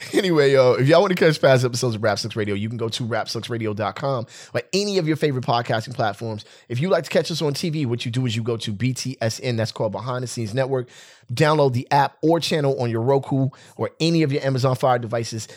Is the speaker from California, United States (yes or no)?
yes; West Covina, California, United States; I grew up in West Covina. I might as well be from here.